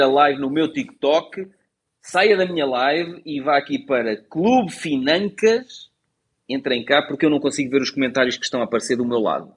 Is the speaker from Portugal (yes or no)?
yes; Portugal; nasci em Portugal e vou ficar aqui pelo meu país